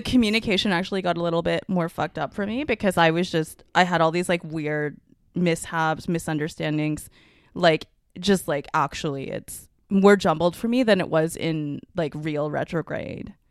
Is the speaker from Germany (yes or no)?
no; Canada; first language Mandarin; I'm Canadian